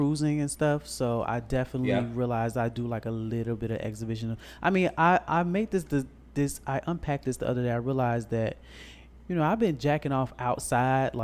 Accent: Chicago, Illinois, United States; I'm from Chicago. I be on the train all the time

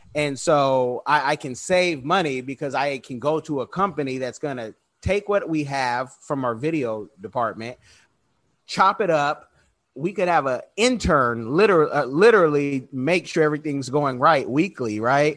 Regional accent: Oakland, California, United States; I was born in Oconda, that's Oakland

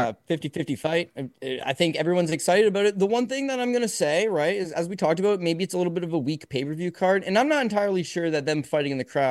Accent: Canada; So, I'm a Canadian fight fan.

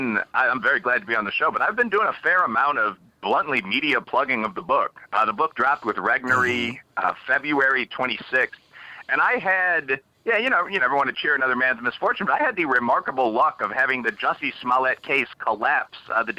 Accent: Chicago, Illinois, United States; as I've mentioned, I'm from Chicago. People joke about my old neighborhood having sort of urban mob affiliations, although it doesn't anymore.

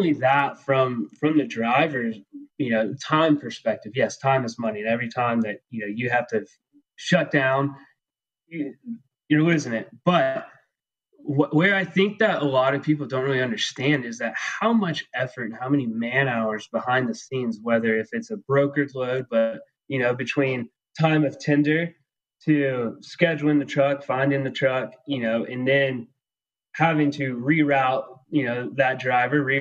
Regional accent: Texas, United States

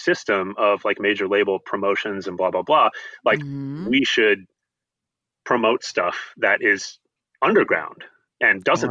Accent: New York City, New York, United States; moved away as an adult; also born or lived in Los Angeles; now in Seattle, United States; I grew up in New York City

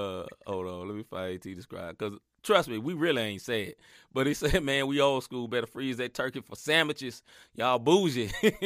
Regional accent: Chicago, Illinois, United States; I'm from Chicago. We freeze everything.

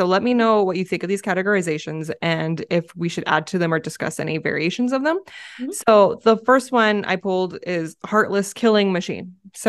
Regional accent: California, United States; now in Arizona, United States; I grew up in California, so we had a lot more smooth, polished rocks that I could remember. And then coming out to Arizona, there's a lot of gravel, deconstructed granite.

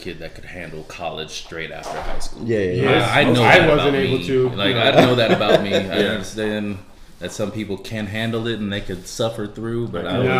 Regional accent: California, United States; moved away as an adult; also born or lived in Japan; now in Round Rock, United States; I'm from California.

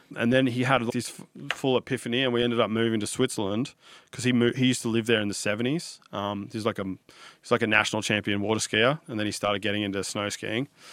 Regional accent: Sydney, New South Wales, Australia; I grew up on the Northern Beaches in Sydney.

